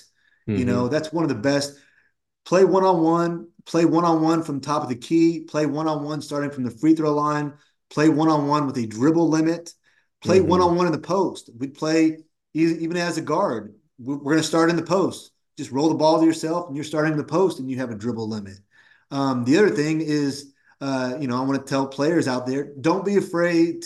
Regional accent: Woodland, California, United States; I grew up in Woodland, California, which is about 20-25 minutes from UC Davis

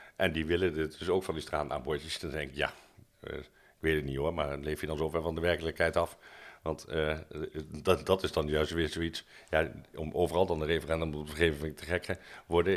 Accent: Arnhem, Gelderland, Netherlands; als Arnhemmer

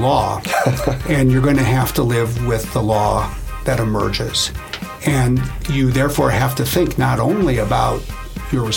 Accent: Appleton, Wisconsin, United States; I grew up in northeastern Wisconsin in a town called Appleton

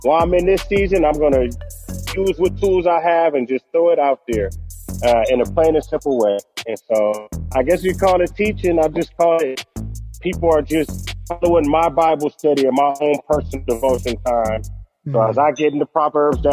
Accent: Vallejo, California, United States; I'm from a small town called Vallejo. And this is the place where the hyphy movement and all of that was birthed. And I was born in the Country Club Press, right where Mac Dre is from, same block. And I was raised

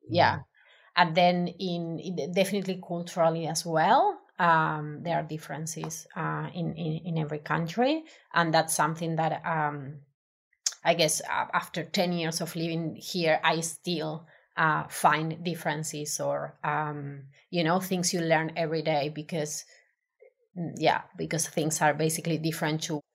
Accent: Argentina; English is a second language; moved away as an adult; now in Melbourne, Australia; I'm originally from Argentina

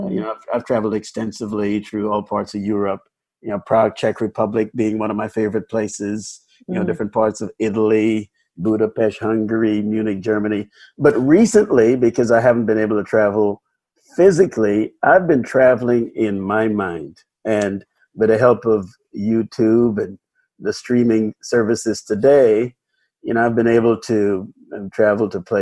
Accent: Guyana; also born or lived in New York City, United States / New Jersey, United States; now in West Michigan, United States; I'm from Guyana, South America.

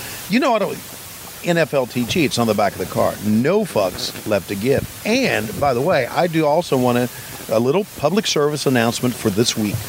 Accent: Virginia, United States; Well, I'm from the South. Well, not really. Virginia's from the South.

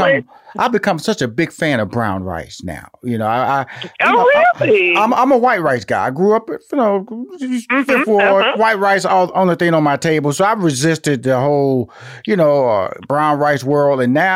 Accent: Houston, Texas, United States; now in Atlanta, United States; And I'm from Houston, Texas. I'm living in Atlanta.

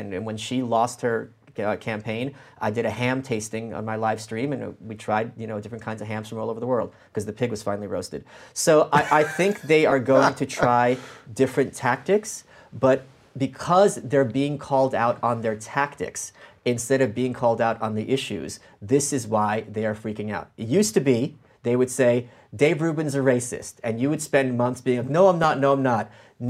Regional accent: Ukraine; born there; look, I was born in Ukraine. My family survived the Nazis and the commies.

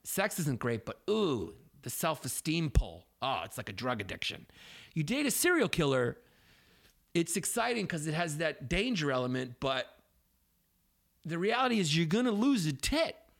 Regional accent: New York City, New York, United States; we grew up in Brooklyn

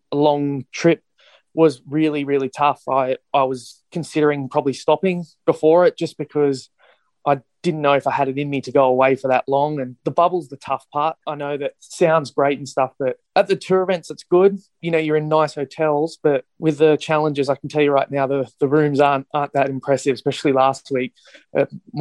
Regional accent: Sydney, New South Wales, Australia; I'm from Sydney

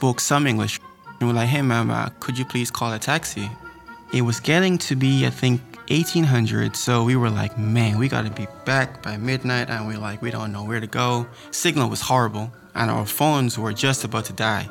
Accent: New York, United States; I'm from New York

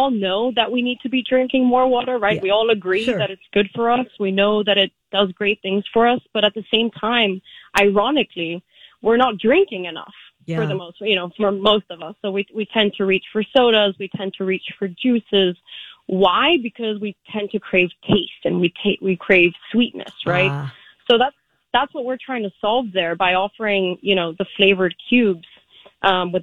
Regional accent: Vienna, Austria; moved away as an adult; now in United States; we started in 2017 in Vienna. That's my hometown.

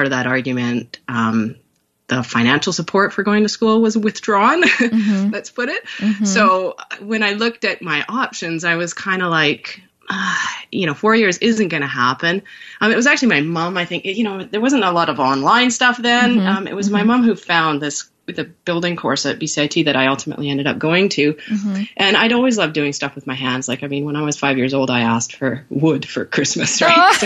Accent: northern Vancouver Island, British Columbia, Canada; now in North Vancouver, Canada; I grew up in a camp town called Kokish and then Hyde Creek

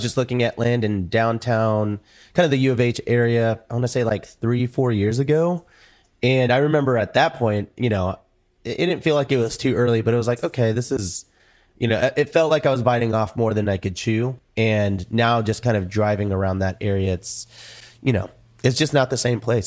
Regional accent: Houston, Texas, United States; moved away as an adult; I grew up here

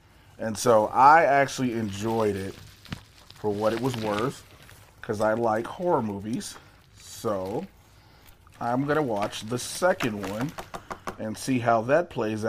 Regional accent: Midwest, United States; And I'm from the Midwest and I don't like it.

